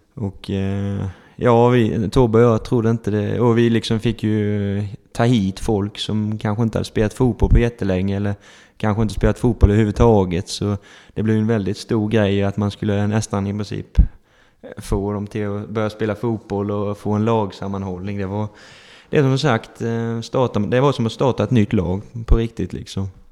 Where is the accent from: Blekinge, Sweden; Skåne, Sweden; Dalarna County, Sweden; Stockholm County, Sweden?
Blekinge, Sweden; Holmsjö; also born or lived in Emmaboda / Ingelstad; man är uppväxt här i Holmsjö